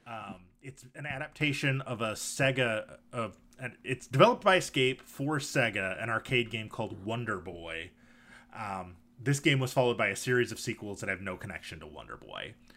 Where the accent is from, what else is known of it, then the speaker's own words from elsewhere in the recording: Michigan, United States; I grew up in Michigan, and hockey is definitely a thing there.